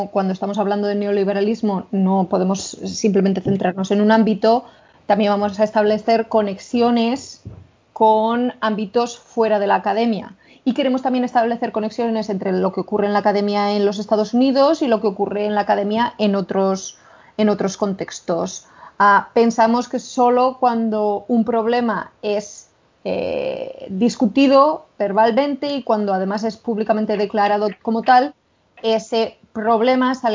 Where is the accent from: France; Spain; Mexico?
Spain; accent: Spanish; me entra la risa solo de imaginarnos a nosotras con nuestro acento maravillosamente español hablando en inglés